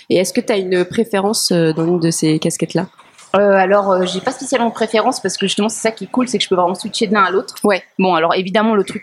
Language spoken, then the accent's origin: French; Switzerland; je viens de Suisse.